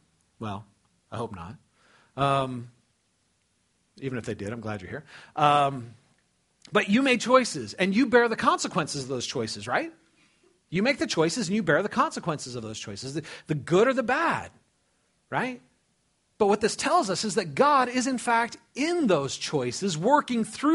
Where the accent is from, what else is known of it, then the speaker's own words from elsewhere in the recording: California, United States; moved away as an adult; also born or lived in Dubuque, Iowa; I was raised in California. I'd never been out of California, man.